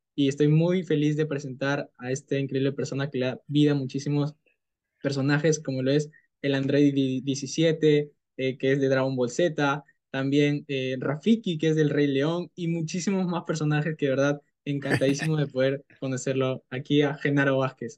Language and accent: Spanish; Peru; tengo 19 años, soy de Perú